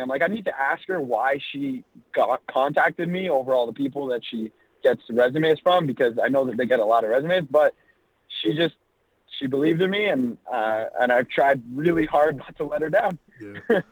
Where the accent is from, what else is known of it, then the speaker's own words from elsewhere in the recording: Toronto, Ontario, Canada; also born or lived in Los Angeles; So I was born in Toronto, Canada, and that's where I try and stay based out of. I yeah. spend quite a bit of time in LA as well, but um, growing up, I was here in Toronto